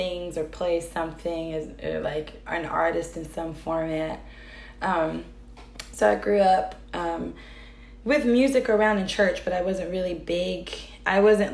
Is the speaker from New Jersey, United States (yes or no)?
no; North Carolina, United States; moved away as an adult; now in Chicago, United States; I am originally from North Carolina